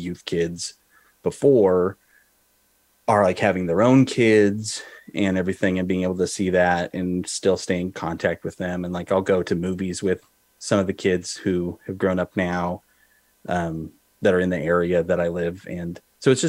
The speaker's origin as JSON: {"language": "English", "region": "Oregon", "country": "United States", "tie": "born or raised there", "also_born_or_lived": "Boise, Idaho", "said": "So I grew up in Oregon"}